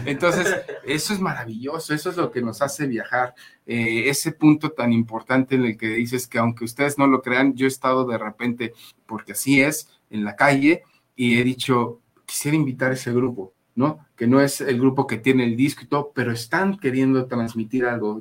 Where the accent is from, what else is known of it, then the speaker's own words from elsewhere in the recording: Mexico; como mexicanos